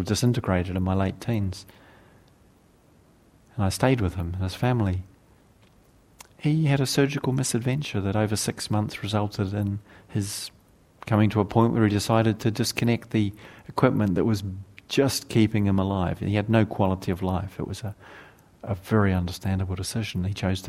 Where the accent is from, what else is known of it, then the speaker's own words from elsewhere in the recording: South Island, New Zealand; moved away; When I was a young man growing up in New Zealand and I have to now acknowledge was the rural backwater of the redneck South Island sort of region that I lived